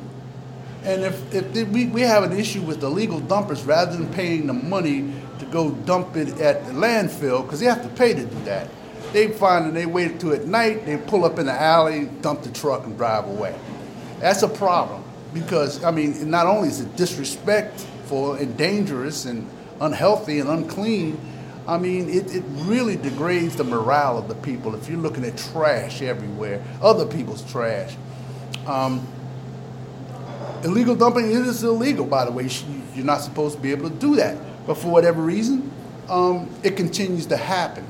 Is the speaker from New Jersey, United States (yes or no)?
yes; Trenton, New Jersey, United States; I grew up in the neighborhood